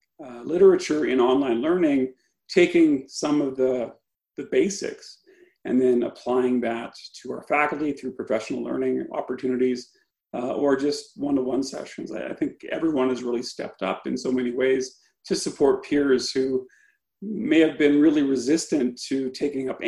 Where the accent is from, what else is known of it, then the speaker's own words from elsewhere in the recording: Saskatchewan, Canada; I'm from Saskatchewan, so I'm an outsider.